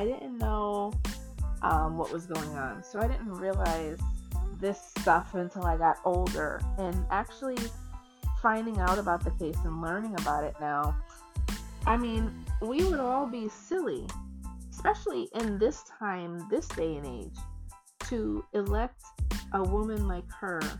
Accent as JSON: {"language": "English", "country": "United States", "said": "we as American people"}